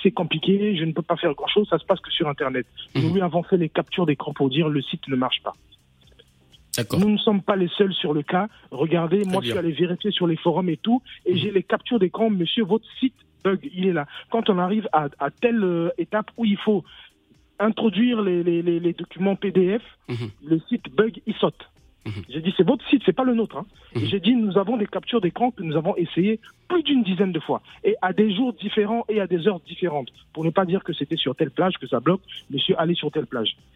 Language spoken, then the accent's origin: French; France; moi, je suis français